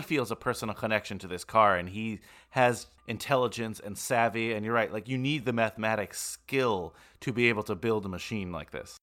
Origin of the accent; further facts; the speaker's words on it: Bergen County, New Jersey, United States; you and I grew up in Bergen County